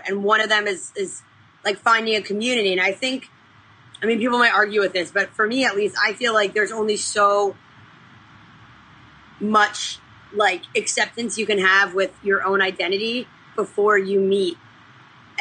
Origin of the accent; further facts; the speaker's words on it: Orange County, California, United States; I grew up in Orange County